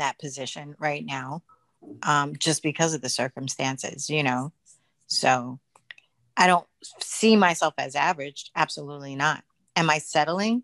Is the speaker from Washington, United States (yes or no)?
no; New York City, New York, United States; now in Texas, United States; I still have friends that live in where I grew up in Brooklyn